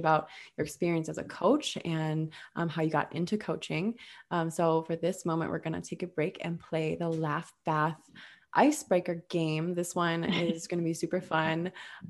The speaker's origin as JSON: {"language": "English", "region": "Minnesota", "country": "United States", "said": "I'm from Minnesota"}